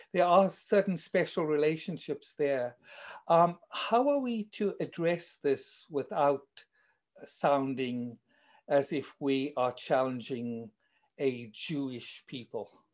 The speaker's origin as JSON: {"language": "English", "country": "South Africa", "accent": "South African", "said": "as you may tell from my accent, I'm actually South African"}